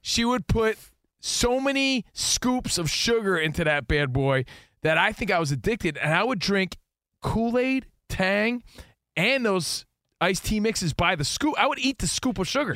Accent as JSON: {"language": "English", "region": "East Coast", "country": "United States", "tie": "born or raised there", "moved": "yes", "said": "We grew up on the East Coast"}